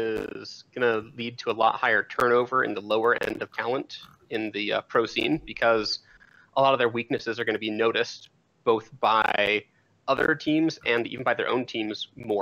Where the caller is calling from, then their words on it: Idaho, United States; Calling from Idaho.